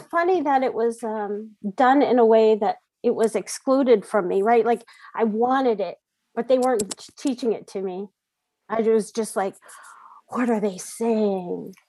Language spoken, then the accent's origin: English; Kotzebue, Alaska, United States; I'm originally from Kotzebue, Alaska, or Kikik Dagrok and um, growing up there